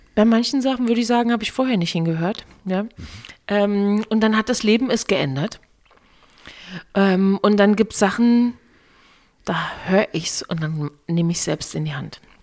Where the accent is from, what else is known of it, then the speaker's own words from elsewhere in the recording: East Germany, Germany; ich komme aus dem Osten